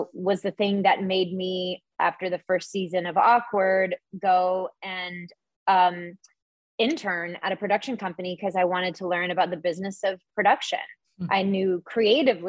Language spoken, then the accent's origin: English; the South, United States; whenever I was younger, growing up in the South